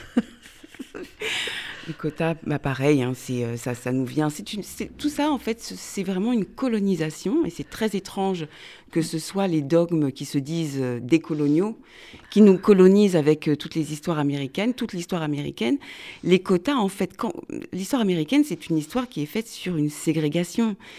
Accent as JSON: {"language": "French", "country": "France", "first_language": "French", "said": "nos vies de Français qui sont profondément mélangées"}